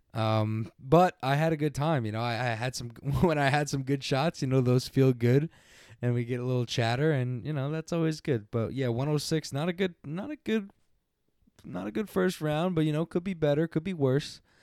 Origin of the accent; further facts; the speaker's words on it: Long Island, New York, United States; I am from Long Island